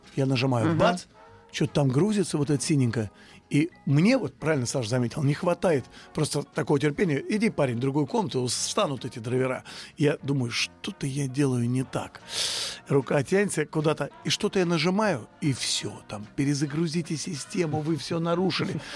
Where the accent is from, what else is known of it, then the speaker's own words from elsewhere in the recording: Russia; мы русские люди